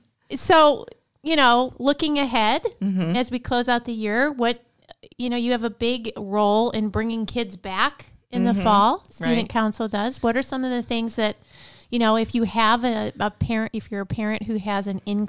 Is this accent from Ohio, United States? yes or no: yes; Elyria, Ohio, United States; when I grew up in Elyria